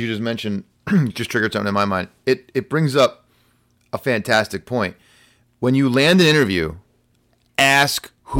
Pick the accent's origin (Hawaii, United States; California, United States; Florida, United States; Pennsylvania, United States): Pennsylvania, United States; Pittsburgh; I grew up in Pittsburgh. I like the Steelers, and I eat pasta on Thanksgiving.